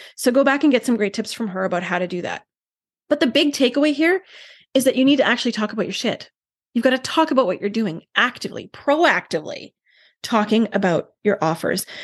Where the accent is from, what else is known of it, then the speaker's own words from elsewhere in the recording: Canada; I'm Canadian